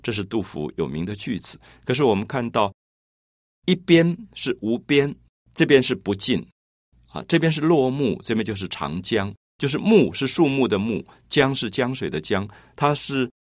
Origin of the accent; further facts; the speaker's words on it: Taiwan; 我来自台湾